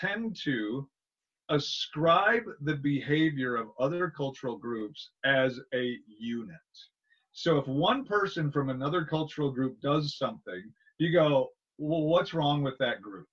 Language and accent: English; Wisconsin, United States; I grew up in Wisconsin in a small town.